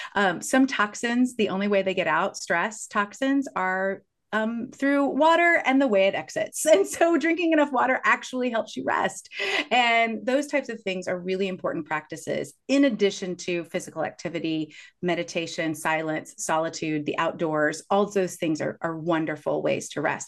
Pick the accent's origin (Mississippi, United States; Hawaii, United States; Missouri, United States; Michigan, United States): Missouri, United States; Kansas City; I grew up in Kansas City